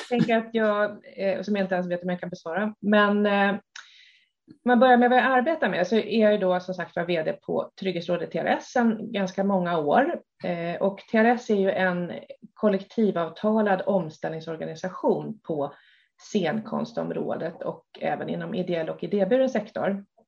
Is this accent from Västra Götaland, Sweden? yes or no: no; Stockholm, Stockholm County, Sweden; Jag är uppväxt i Stockholm